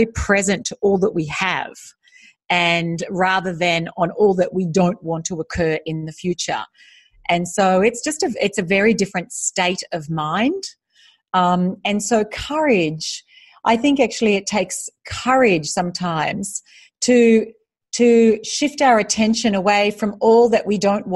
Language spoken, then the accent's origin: English; Australia; moved away as an adult; also born or lived in United States; now in Singapore; I am Australian. I'm currently living in Singapore